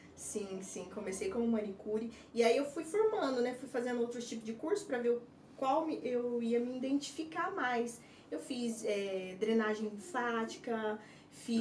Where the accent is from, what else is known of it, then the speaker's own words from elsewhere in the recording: Cardoso, São Paulo, Brazil; moved away as an adult; also born or lived in Santos / Votuporanga; now in Madrid, Spain; Sou nascida em Santos, na capital, mas é, meus pais migraram para para Cardoso, interior de São Paulo. E aí eu me criei